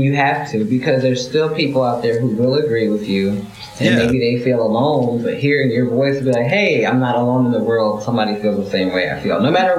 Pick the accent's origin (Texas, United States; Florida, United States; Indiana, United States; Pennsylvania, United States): Indiana, United States; Indianapolis; born there; also born or lived in Ipswich, United Kingdom; But so I was born in Indianapolis, moved to the UK when I was about 18 months, came back like just a month shy of five.